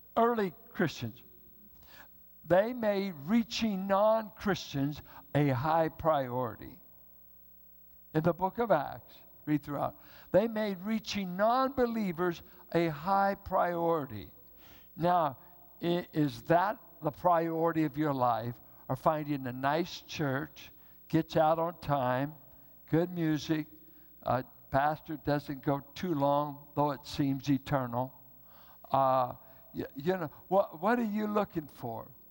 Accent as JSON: {"language": "English", "town": "Richmond", "country": "United States", "tie": "born or raised there", "moved": "yes", "lives_now": "Bay Area, United States", "said": "I grew up in Richmond where it was white and black. Grew up with southern whites and southern blacks in Richmond from the World War II war years."}